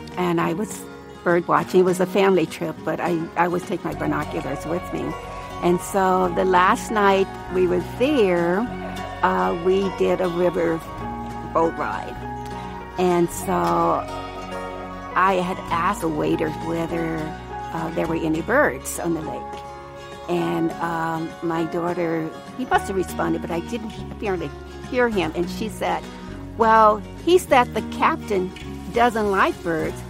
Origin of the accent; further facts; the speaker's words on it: Louisiana, United States; I'm from Louisiana